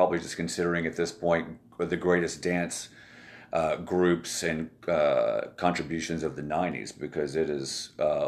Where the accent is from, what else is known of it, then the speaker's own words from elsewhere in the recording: Nashville, Tennessee, United States; moved away as an adult; also born or lived in Atlanta / Fort Lauderdale / New York / Los Angeles; I moved from Nashville, which is where I'm from, in 92